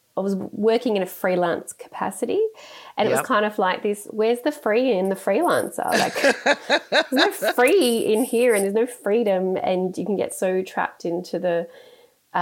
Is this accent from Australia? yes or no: yes; Sydney, New South Wales, Australia; I grew up in the Sutherland Shire of Sydney, so I'm a Shire girl from way back